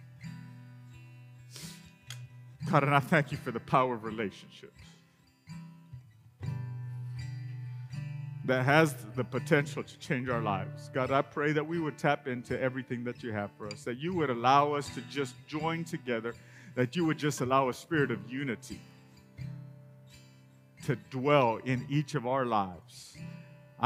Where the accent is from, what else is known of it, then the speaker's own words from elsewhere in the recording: Rio Grande Valley, Texas, United States; moved away as an adult; now in West Texas, United States; I grew up in the Rio Grande Valley and moved here when I met my lovely bride